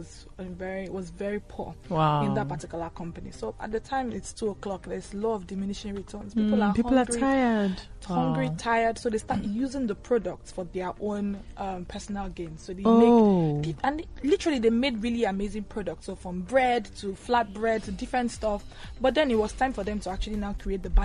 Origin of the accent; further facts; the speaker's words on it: Cross River, Nigeria; I'm from Cross River State in Nigeria